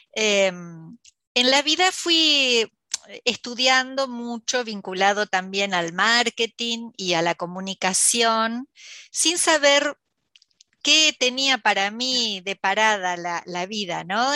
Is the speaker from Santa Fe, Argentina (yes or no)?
no; La Plata, Buenos Aires Province, Argentina; nací aquí en La Plata, en Buenos Aires, Argentina